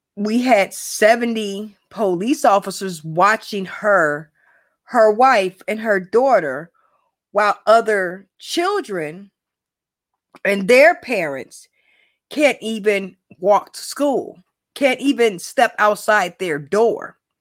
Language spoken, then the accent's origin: English; Chicago, Illinois, United States; born, bred, and raised in Chicago, you know, West Side